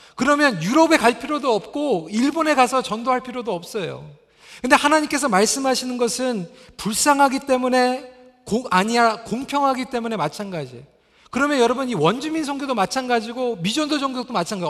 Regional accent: Toronto, Ontario, Canada; 제가 이제 중고등부 때 캐나다에서 자라면서 저희 집이 이제 그 스카보로 쪽에 있었습니다.

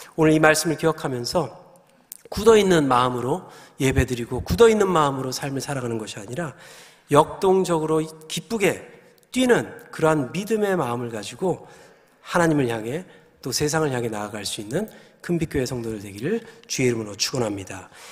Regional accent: Gyeongsang, South Korea; moved away; also born or lived in New Jersey; 제가 이제 경상도 남자라서 아주 무뚝뚝한데

